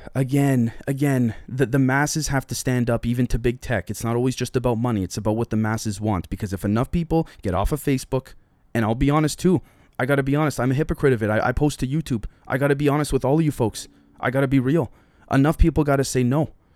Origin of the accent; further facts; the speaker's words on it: Canada; I'm a Canadian citizen